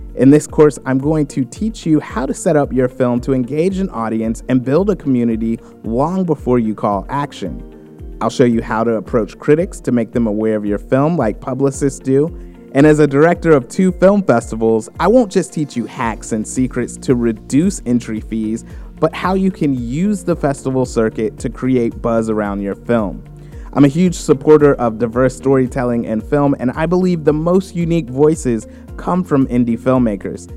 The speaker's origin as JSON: {"language": "English", "country": "United States", "said": "as American"}